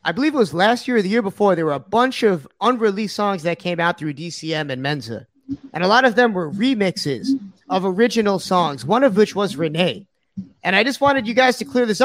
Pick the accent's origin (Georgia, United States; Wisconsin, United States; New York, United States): New York, United States; the Hamptons; growing up in the Hamptons